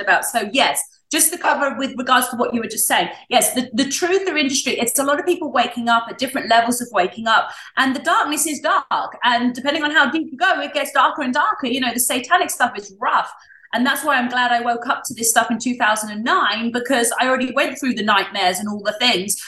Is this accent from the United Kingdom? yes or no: yes; England, United Kingdom; moved away; I came from England and I grew up with absolutely no education about God